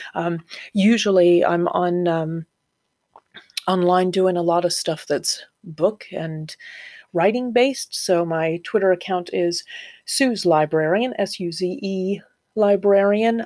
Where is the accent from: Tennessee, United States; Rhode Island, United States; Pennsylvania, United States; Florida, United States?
Florida, United States; moved away as an adult; also born or lived in Ohio; now in North East England, United Kingdom; I'm from Florida, originally Ohio, and then I lived in Florida since I was 12 and then moved here 10 years ago